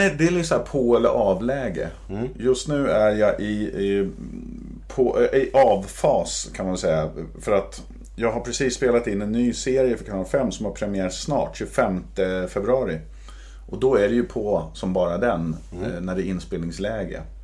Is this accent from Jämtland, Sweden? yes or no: no; Södertälje, Stockholm County, Sweden; när jag växte upp i Södertälje